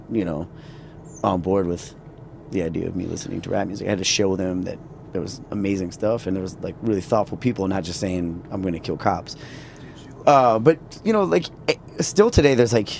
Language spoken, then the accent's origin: English; Minneapolis, Minnesota, United States; I grew up in Minneapolis